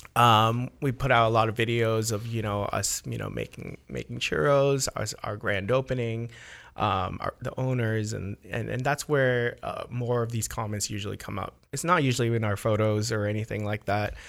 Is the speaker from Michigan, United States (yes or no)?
no; Orange County, California, United States; also born or lived in Philippines; I grew up in Orange County. I love Orange County